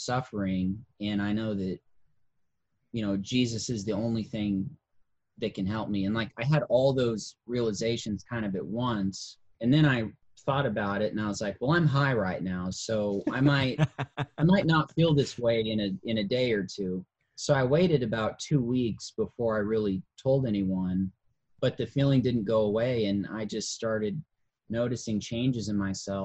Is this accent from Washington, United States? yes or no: yes; Port Townsend, Washington, United States; also born or lived in Louisville, Kentucky / Florida; now in Iowa, United States; I'm originally from Port Townsend, Washington